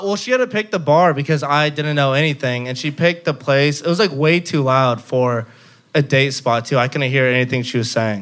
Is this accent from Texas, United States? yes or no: yes; Dallas, Texas, United States; moved away as an adult; also born or lived in Houston; now in Austin, United States; from Dallas